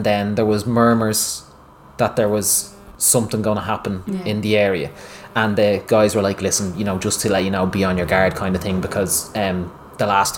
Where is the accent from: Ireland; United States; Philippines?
Ireland; moved away as an adult; also born or lived in Dublin; we're the Irish